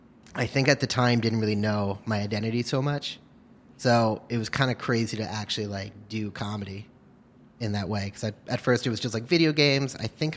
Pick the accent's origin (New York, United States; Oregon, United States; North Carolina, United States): New York, United States; Hastings-on-Hudson; I'm from Hastings on Hudson.